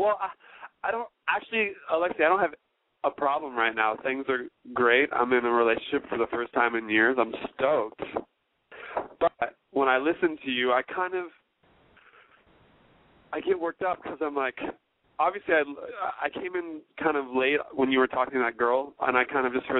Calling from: Los Angeles, California, United States; I'm 29 years old, and I'm calling from Los Angeles, California.

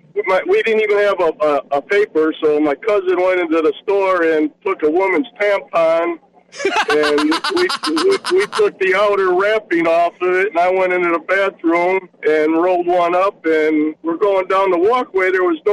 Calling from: Fort Myers, Florida, United States; Fort Myers.

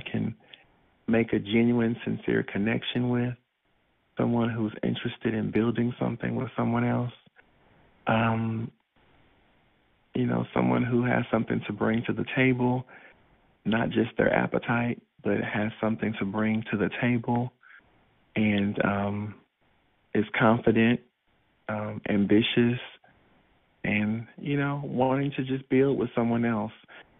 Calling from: College Park, United States; Hey, everyone. I'm calling from College Park. I'm a 42, soon to be 43-year-old African-American submissive bottom

